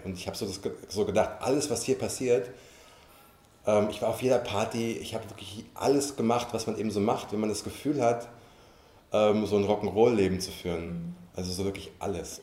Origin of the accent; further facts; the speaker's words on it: Frankfurt, Hesse, Germany; moved away; also born or lived in London; ich komme aus Frankfurt